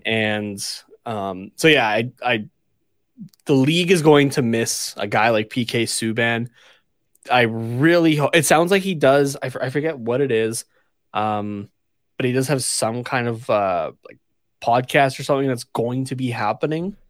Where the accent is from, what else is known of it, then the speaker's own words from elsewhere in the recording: Canada; as a Canadian like, growing up